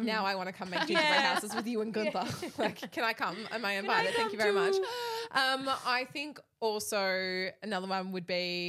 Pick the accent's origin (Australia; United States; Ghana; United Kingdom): Australia; we are Australian